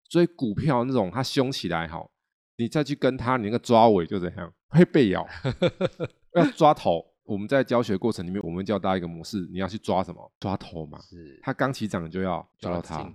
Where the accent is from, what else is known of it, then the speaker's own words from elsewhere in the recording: Taiwan; 我们台湾人好像也是团员